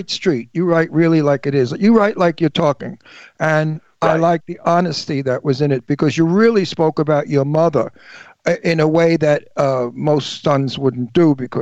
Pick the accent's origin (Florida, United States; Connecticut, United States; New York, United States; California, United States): New York, United States; New York City; moved away; also born or lived in Long Island; I'm from New York, from Brooklyn